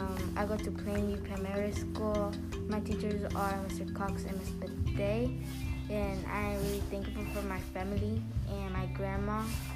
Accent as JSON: {"language": "English", "country": "Mexico", "moved": "yes", "lives_now": "United States"}